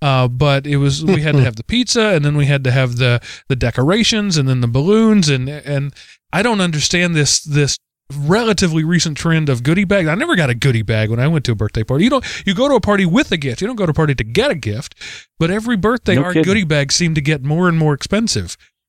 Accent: Texas, United States; as we would call growing up in the Texas cattle country where I grew up.

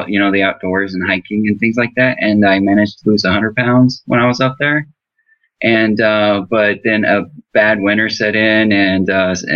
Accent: Northwest Oklahoma, United States; I grew up in Oklahoma, just out

